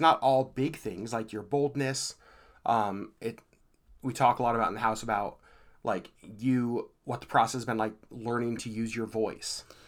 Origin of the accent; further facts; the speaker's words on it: Anchorage, Alaska, United States; I was raised here in Anchorage